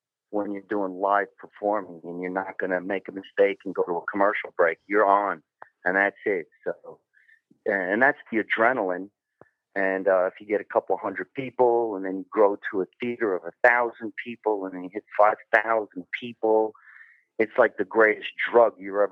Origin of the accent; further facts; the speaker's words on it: New Jersey, United States; moved away as an adult; also born or lived in Los Angeles; I grew up in New Jersey on the other side of Manhattan's river, the Lincoln Tunnel.